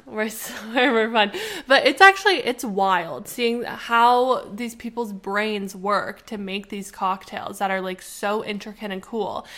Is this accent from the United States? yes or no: no; Canada; we are Canadian